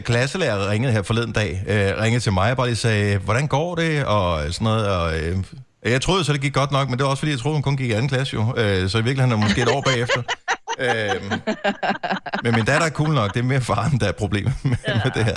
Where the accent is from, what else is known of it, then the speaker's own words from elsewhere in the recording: Denmark; som dansker